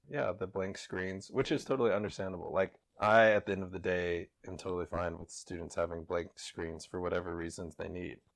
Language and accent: English; Kansas City, United States; I'm from Kansas City, born and raised